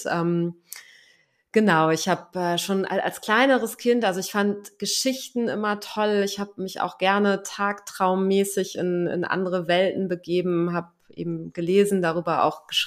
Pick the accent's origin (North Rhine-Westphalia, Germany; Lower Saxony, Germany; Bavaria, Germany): Lower Saxony, Germany; Ja, ich bin in einem kleinen Dörfchen aufgewachsen in Niedersachsen. Ähm, 300 Einwohner, keine Straßennamen.